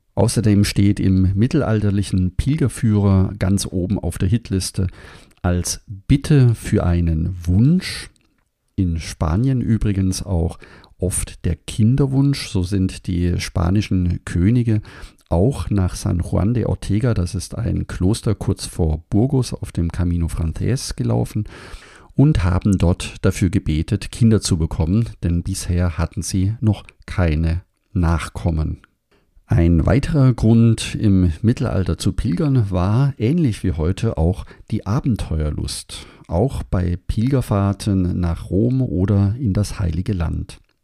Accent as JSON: {"language": "German", "town": "Überlingen", "region": "Baden-Württemberg", "country": "Germany", "tie": "born or raised there", "said": "dass ich am Bodensee aufgewachsen bin in Überlingen"}